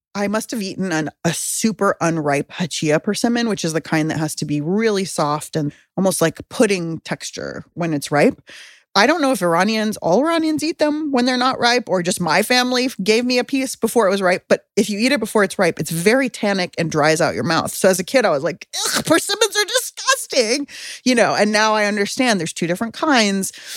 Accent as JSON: {"language": "English", "town": "San Diego", "region": "California", "country": "United States", "tie": "born or raised there", "lives_now": "Oakland, United States", "said": "I grew up in San Diego"}